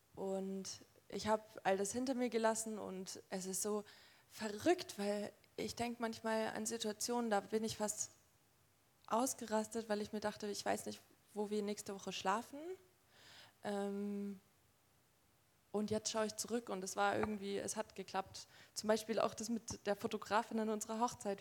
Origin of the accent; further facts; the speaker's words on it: Nuremberg, Bavaria, Germany; Ich bin in Nürnberg ähm, geboren und aufgewachsen